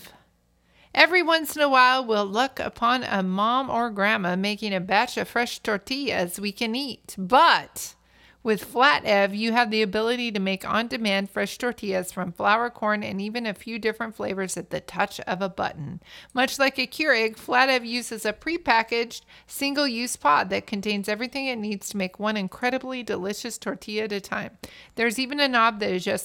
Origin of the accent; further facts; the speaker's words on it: Oregon, United States; moved away; I'm not from Southern California because I am from the land upstairs, the Oregon.